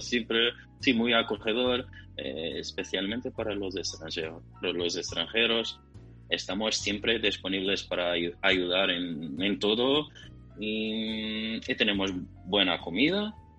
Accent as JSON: {"language": "Spanish", "country": "Portugal", "said": "soy portugués"}